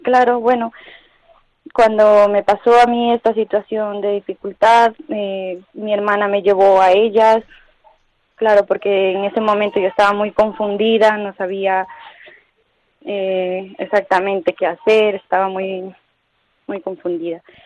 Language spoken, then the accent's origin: Spanish; Ecuador; now in Toledo, Spain; soy de Hispanoamérica, soy de Ecuador y bueno, he llegado hace 11 años aquí con mi madre, con mi hermana